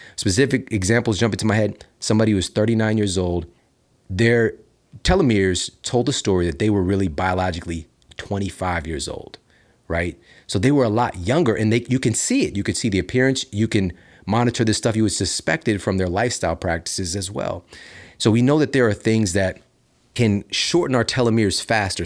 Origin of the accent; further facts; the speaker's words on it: Midwest, United States; now in Los Angeles, United States; I'm from the Midwest